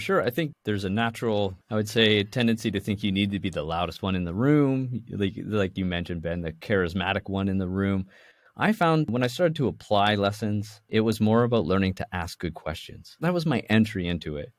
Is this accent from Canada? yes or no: yes; Toronto, Ontario, Canada; now in Vancouver, Canada; I was born and raised in the Toronto side of Canada